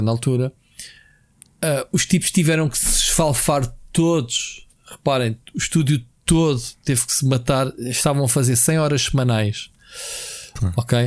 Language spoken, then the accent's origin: Portuguese; Portugal; eu sou português